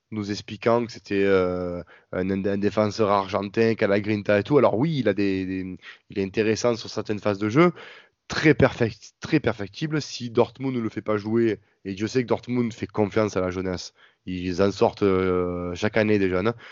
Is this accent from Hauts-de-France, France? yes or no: no; Marseille, Provence-Alpes-Côte d'Azur, France; j'ai 23 ans, je suis un mec d'ici, je suis né à, euh, à Marseille.